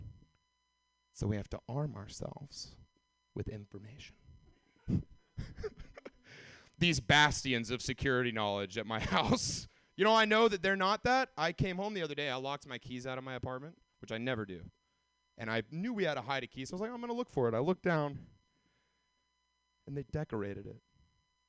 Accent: Atlanta, Georgia, United States; moved away as an adult; now in California, United States; I'm from Atlanta

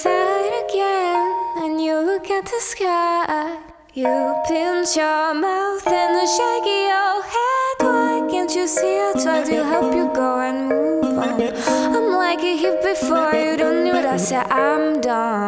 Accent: Réunion; English is a second language; moved away as an adult; now in San Francisco, United States; We come from Reunion Island. It's a small island next to Madagascar in the Indian Ocean

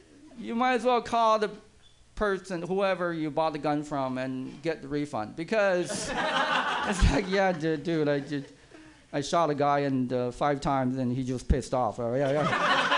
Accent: East Coast, United States; now in San Francisco, United States; A lot of liberal people, and I have friends who I came from East Coast.

